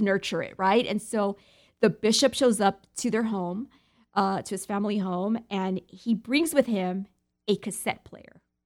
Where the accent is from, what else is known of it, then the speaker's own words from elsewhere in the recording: United States; being American